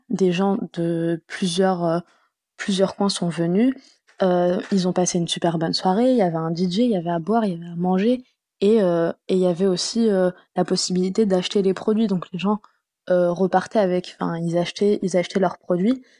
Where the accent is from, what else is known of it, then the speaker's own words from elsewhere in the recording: France; also born or lived in Tunisia (ancestry); Je suis d'origine tunisienne. Euh, j'ai grandi euh, donc en France.